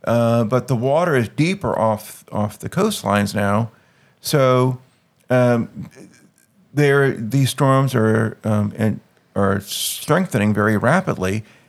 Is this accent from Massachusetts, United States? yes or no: no; Louisiana, United States; moved away; I'm from Louisiana